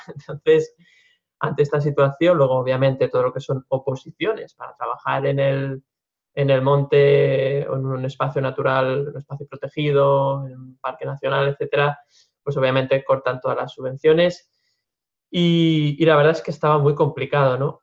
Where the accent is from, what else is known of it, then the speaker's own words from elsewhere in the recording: Lleida, Catalonia, Spain; cursé la, carrera de ingeniería técnica forestal en, en mi ciudad natal, en Lleida